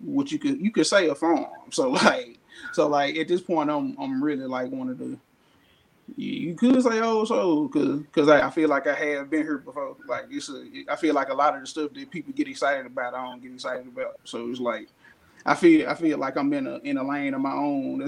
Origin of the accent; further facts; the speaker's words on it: Memphis, Tennessee, United States; born in North Memphis. I'm natively, like, I'm a North Memphis baby